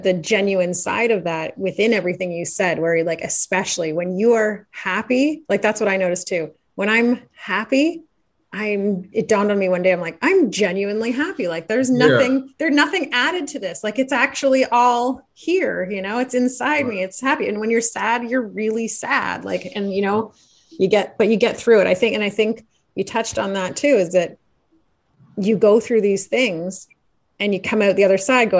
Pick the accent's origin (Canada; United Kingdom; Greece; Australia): Canada; being a Canadian